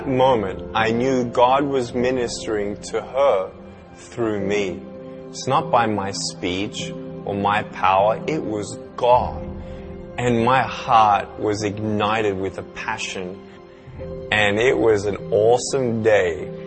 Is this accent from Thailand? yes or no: no; Melbourne, Victoria, Australia; I was born in Melbourne, Australia, 1982